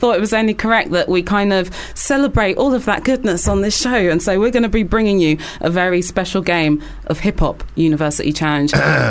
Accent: London, United Kingdom; I'm a DJ and I'm from North London.

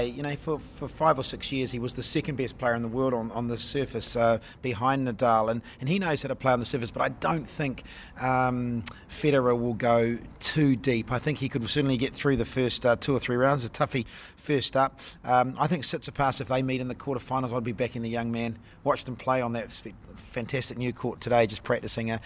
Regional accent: Auckland, New Zealand; Auckland, my hometown

